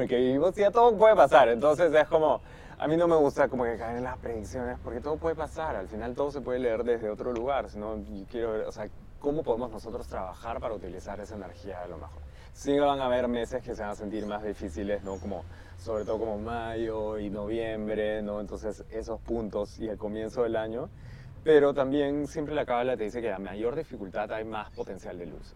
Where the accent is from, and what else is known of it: Peru